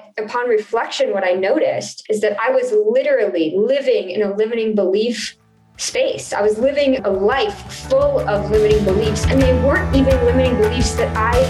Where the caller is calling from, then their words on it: Texas, United States; I am calling in from Texas today